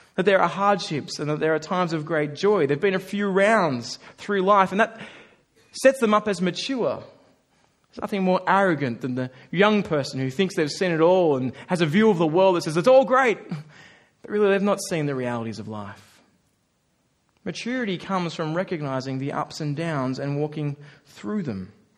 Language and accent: English; Australia; Have to work hard as an Australian